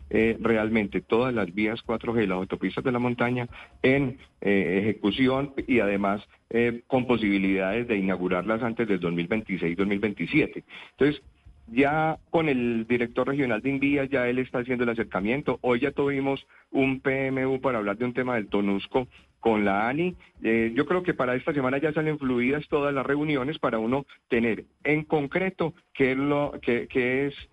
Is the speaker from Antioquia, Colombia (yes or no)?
yes; Antioquia, Colombia; nosotros somos colombianos. Nosotros colombianos, no, tenemos un país total diferente para nada. Nosotros somos, Antioquia pertenece a Colombia